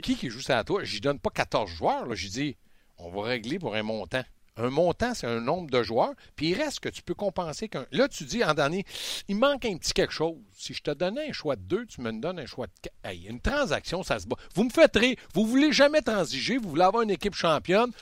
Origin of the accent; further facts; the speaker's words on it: Quebec, Canada; nous autres, on est des Québécois